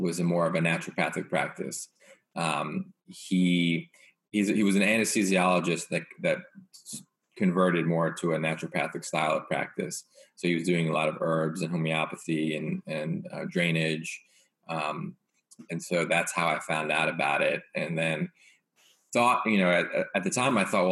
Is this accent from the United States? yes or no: yes; East Coast, United States; also born or lived in New York / Portland; growing up on the East Coast